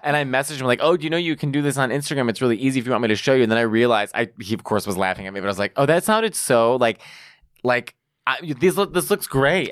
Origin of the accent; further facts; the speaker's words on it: Chicago, Illinois, United States; now in New York, United States; I'm from Chicago.